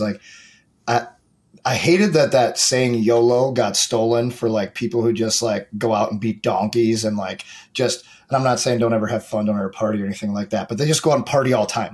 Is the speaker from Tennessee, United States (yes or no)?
no; St. Louis, Missouri, United States; I grew up in St. Louis